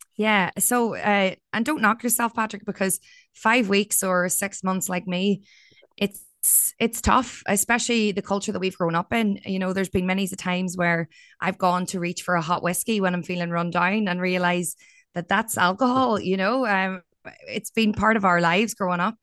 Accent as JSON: {"language": "English", "area": "County Down", "region": "Northern Ireland", "country": "United Kingdom", "tie": "born or raised there", "also_born_or_lived": "Australia", "moved": "as an adult", "said": "there was a lot of suicides in my hometown"}